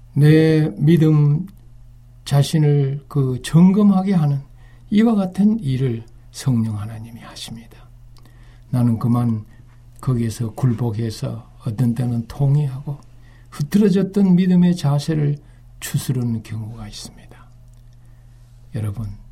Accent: Uiseong, North Gyeongsang, South Korea; 저는 육지에서 태어났어요. 제 고향은 경북 의성인데요.

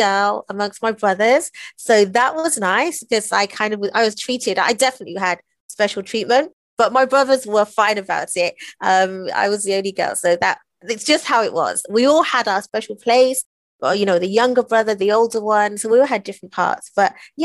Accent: England, United Kingdom; we grew up in England in the 70s

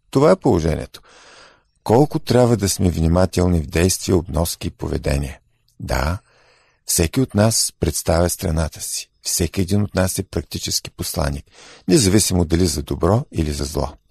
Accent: Bulgaria; ние като българи

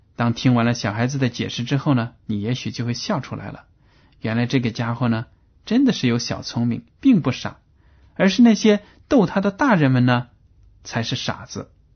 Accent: China; 我们中国人的智商是比较高的

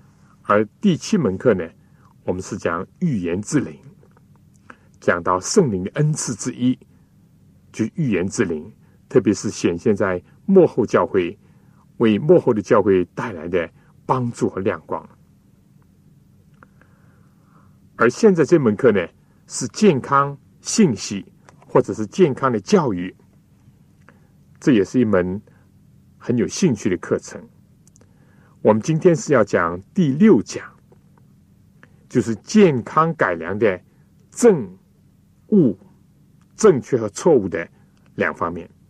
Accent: China; 所以，我们中国人呢，就喜欢中庸，就所谓不左不右，或者说呢，不偏不倚

